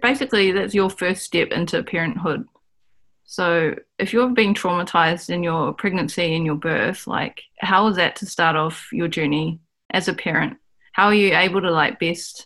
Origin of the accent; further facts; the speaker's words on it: Auckland, New Zealand; I grew up in Auckland, whereas my ancestors are from the top of the North Island of New Zealand